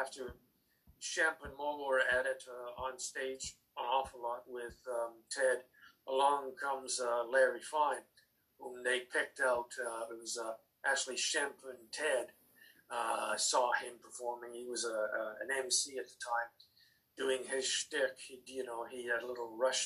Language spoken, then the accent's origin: English; Canada; also born or lived in England; When I was five, my mother and I hopped on a boat and we moved from England to Canada, where my father was already waiting for us